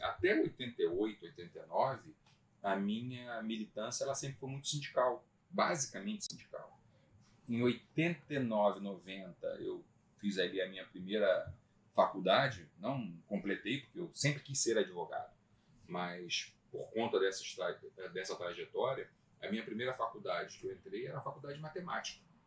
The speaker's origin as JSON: {"language": "Portuguese", "town": "Magé", "region": "Rio de Janeiro", "country": "Brazil", "tie": "born or raised there", "said": "Eu sou magiense, nasci em Magé"}